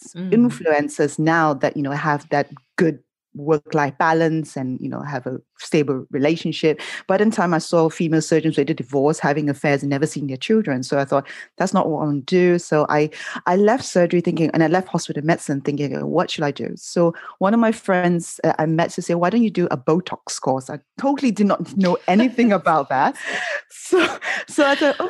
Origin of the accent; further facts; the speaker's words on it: Malaysia; growing up in Malaysia